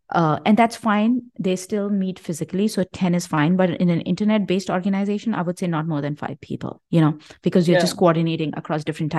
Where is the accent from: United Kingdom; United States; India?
India; I mean, I come from India, and I know democracy doesn't work in India.